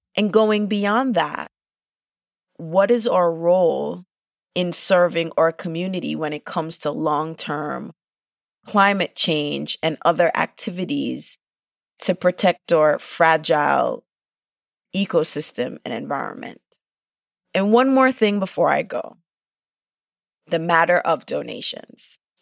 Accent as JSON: {"language": "English", "country": "Jamaica", "said": "I'm Jamaican"}